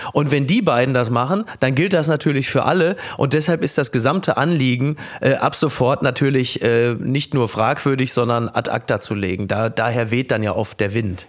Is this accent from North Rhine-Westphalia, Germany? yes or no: yes; Castrop-Rauxel, North Rhine-Westphalia, Germany; Ich komme aus dem tiefsten Ruhrgebiet. Ich komme aus Kastrop-Rauxel.